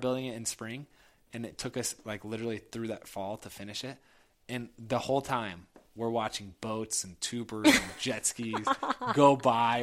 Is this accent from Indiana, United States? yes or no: yes; Indianapolis, Indiana, United States; i grew up in Indianapolis.